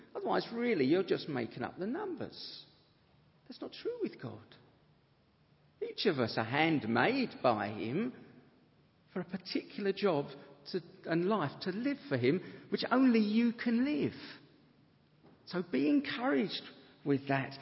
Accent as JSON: {"language": "English", "town": "Harrow", "region": "London", "country": "United Kingdom", "said": "a self centered consumer from Harrow"}